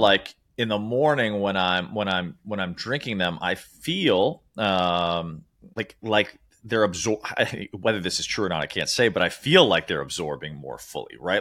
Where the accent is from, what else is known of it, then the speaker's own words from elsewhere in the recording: Chicago, Illinois, United States; moved away; also born or lived in New York City / Sri Lanka; I grew up in Chicago, lived in New York City